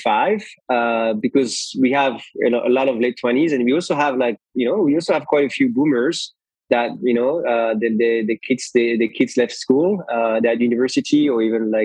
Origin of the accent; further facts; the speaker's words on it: Belgium; moved away; I grew up in Belgium, and it's definitely not a country for entrepreneurs